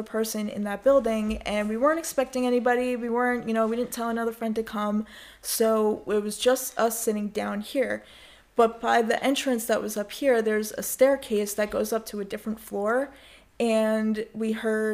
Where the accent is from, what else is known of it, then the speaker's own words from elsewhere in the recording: New York, United States; I'm from New York. I've always been from New York. I've... you know, live my entire life in New York.